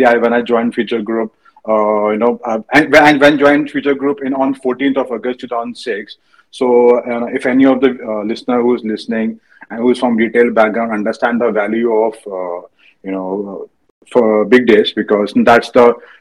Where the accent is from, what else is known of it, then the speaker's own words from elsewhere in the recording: Bareilly, Uttar Pradesh, India; moved away as an adult; now in Mumbai, India; I was born in Bareilly. I did my schooling in Bareilly. Even I did my engineering in Bareilly.